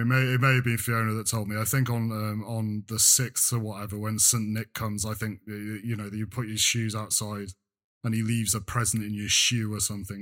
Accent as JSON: {"language": "English", "region": "North Wales", "country": "United Kingdom", "tie": "born or raised there", "said": "I grew up in North Wales"}